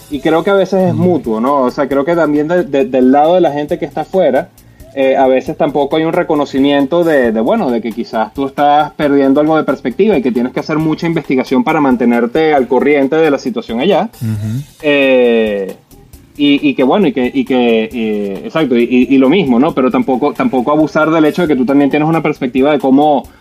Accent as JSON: {"language": "Spanish", "country": "Venezuela", "moved": "yes", "said": "todos somos venezolanos"}